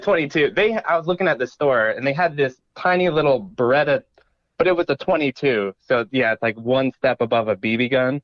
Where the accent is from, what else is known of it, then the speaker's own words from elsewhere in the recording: Idaho, United States; I grew up in Idaho, so I got guns for Christmas